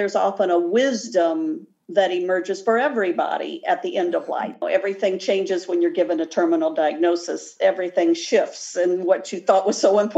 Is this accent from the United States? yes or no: yes; Midwest, United States; accent: a bit Midwestern; moved away as an adult; now in Florida, United States; my accent is a bit Midwestern. However, I did move down here at age 19. So I've lived here in Florida for a long time